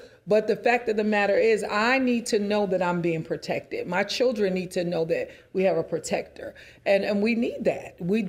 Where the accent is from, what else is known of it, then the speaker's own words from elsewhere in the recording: New York City, New York, United States; I grew up in New York City, so I had to stop it.